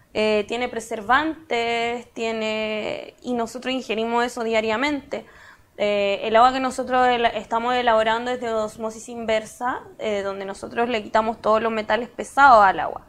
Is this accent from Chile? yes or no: yes; Valparaíso, Chile; moved away as an adult; also born or lived in La Florida, Santiago; now in Santiago, Chile; yo soy de Valparaíso también